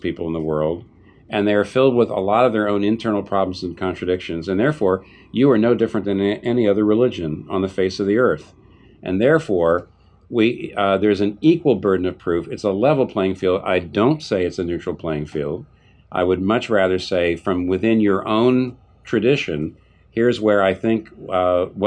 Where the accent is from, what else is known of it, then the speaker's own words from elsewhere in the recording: United States; as an American